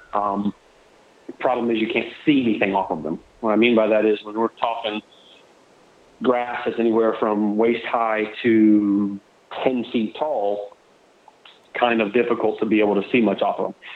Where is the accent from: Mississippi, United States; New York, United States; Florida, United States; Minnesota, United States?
Florida, United States; I was born in Florida. I live on the west coast of Florida, southwest Southwest Florida. Um, I'm fourth generation Floridian or Florida cracker